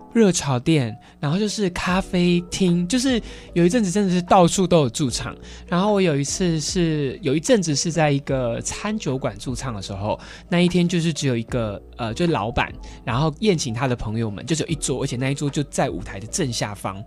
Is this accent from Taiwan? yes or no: yes; Kaohsiung, Taiwan; now in Taipei, Taiwan; 我们在高雄的时候， 候，像我的阿公阿妈都是讲台语